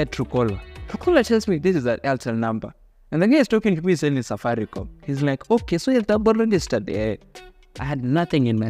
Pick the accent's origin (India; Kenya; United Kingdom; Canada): Kenya